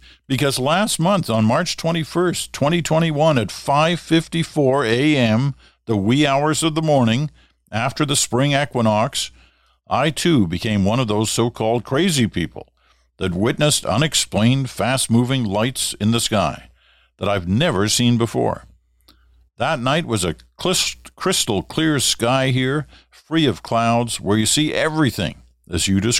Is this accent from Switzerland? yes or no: no; Regina, Saskatchewan, Canada; now in Montreal, Canada; Although I've been living in Montreal for many years, I grew up just outside of Regina, so I am by default a rabid CFL fan.